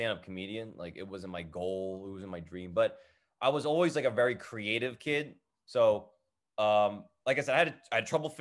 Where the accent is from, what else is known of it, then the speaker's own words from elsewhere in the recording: Edison, New Jersey, United States; I grew up in Edison, New Jersey.